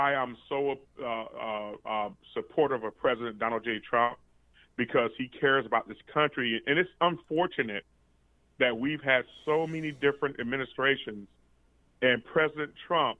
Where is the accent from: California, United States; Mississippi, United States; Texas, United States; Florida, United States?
Florida, United States; Tampa; now in Orlando, United States; I moved to Tampa, Florida